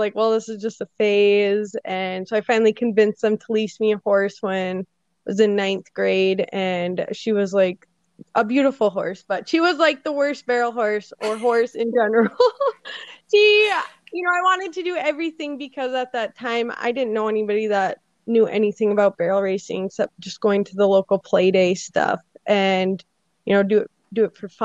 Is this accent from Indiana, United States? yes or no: no; Grand Forks, North Dakota, United States; I'm from Grand Forks, North Dakota.